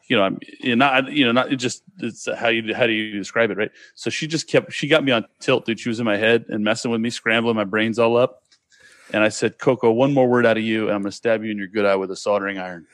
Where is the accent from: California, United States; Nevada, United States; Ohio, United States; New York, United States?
California, United States; Sacramento; now in Hawaii, United States; I grew, I grew up in Sacramento. And, but, you know, born and raised basically in that whole area.